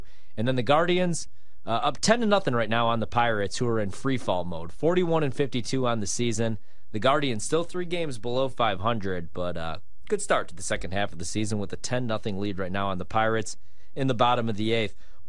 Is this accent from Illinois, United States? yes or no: yes; Chicago, Illinois, United States; now in Washington, D.C., United States; who are out in Chicago, my hometown, kicking the crap out of my hometown team